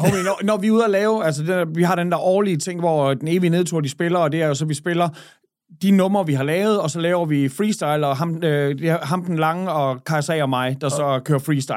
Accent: Skanderborg, Central Denmark Region, Denmark; moved away as an adult; also born or lived in Switzerland; now in Aarhus, Denmark; da jeg flyttede fra Skanderborg, jeg, dengang jeg blev student, så flyttede jeg til Schweiz

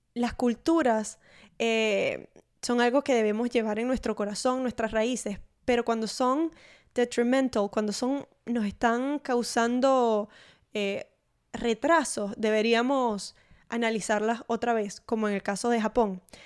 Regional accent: Maracaibo, Zulia, Venezuela; en mi pueblo de Venezuela, allá en Maracaibo

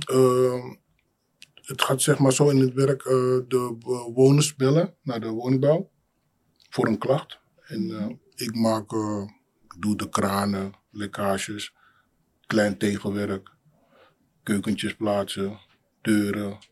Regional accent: Amsterdam, North Holland, Netherlands; also born or lived in Suriname; geboren in Suriname, opgegroeid in Amsterdam Centrum.

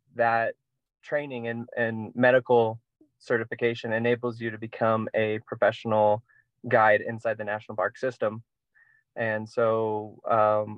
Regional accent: Indianapolis, Indiana, United States; moved away as an adult; I'm originally from Indianapolis, Indiana.

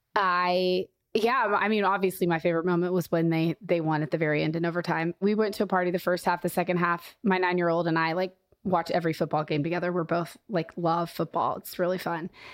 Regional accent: Kansas City, Missouri, United States; I grew up in Kansas City

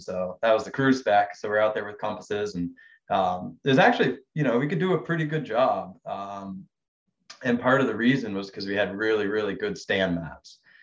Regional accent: Vermont, United States; I grew up in Vermont

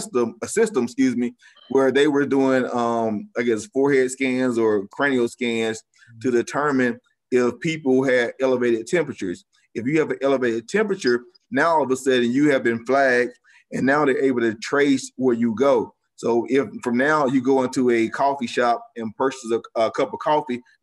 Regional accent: United States; as American citizens

